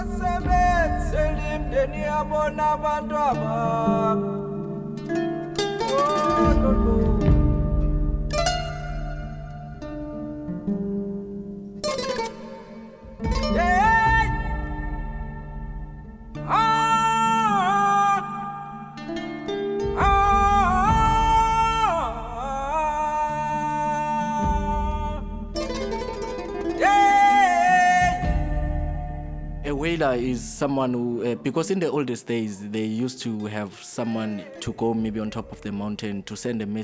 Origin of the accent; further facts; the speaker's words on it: Soweto, Gauteng, South Africa; I grew up in Jablani in Soweto.